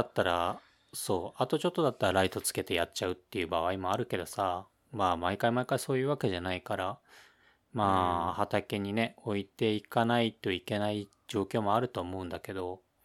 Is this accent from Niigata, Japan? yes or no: no; Ibaraki, Japan; 俺の出身の茨城県